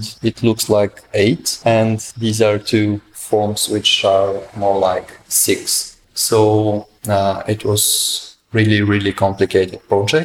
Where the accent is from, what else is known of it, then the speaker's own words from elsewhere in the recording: Plovdiv, Plovdiv Province, Bulgaria; moved away as an adult; now in Sofia, Bulgaria; I'm from Plovdiv